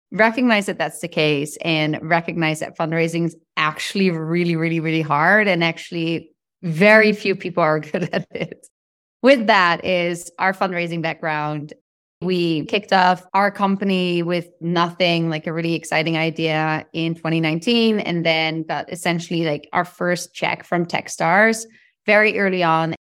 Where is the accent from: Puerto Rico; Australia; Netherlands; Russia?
Netherlands; moved away as an adult; now in United States; I'm from the Netherlands originally